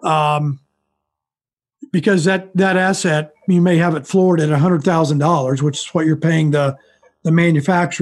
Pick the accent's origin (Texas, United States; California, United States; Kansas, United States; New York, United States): Kansas, United States; I'm from Kansas. I've stayed in Kansas my entire life.